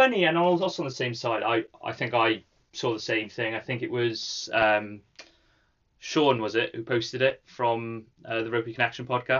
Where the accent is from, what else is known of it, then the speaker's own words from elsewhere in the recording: Cardiff, Wales, United Kingdom; I grew up as an Ospreys fan in Cardiff